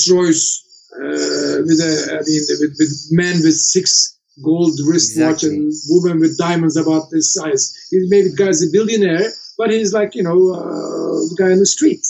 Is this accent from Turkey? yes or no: yes; Turkey; also born or lived in New York City; where do you come from? I said, Turkey